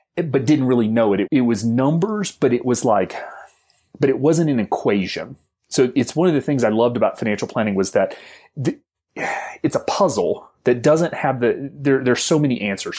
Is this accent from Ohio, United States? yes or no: no; Alabama, United States; I'm a homeschool kid from the South, from the hills of Alabama